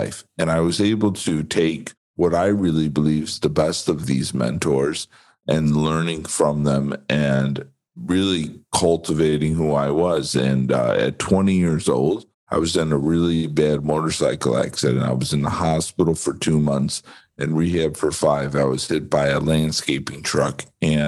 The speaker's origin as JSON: {"language": "English", "town": "Chicago", "region": "Illinois", "country": "United States", "tie": "born or raised there", "said": "I grew up just outside of Chicago"}